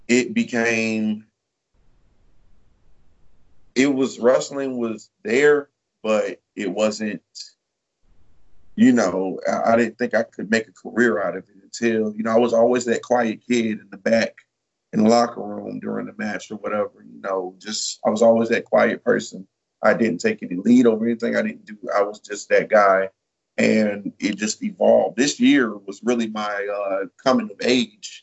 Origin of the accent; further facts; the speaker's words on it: Detroit, Michigan, United States; now in Georgia, United States; Originally, I am from Detroit, Michigan